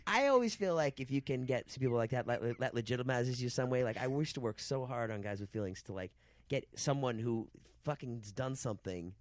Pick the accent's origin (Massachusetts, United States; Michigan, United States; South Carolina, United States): Massachusetts, United States; Boston; moved away; also born or lived in New York; I'm from Boston.